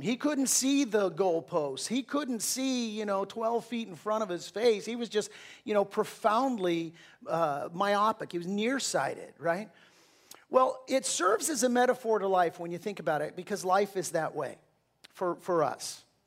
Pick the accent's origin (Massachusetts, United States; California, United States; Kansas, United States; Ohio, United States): California, United States; Southern; I'm from Southern California